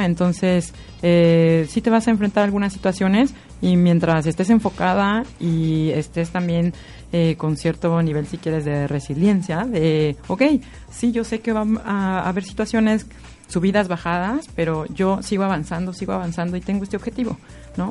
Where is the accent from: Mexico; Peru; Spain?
Mexico; now in Viña del Mar, Chile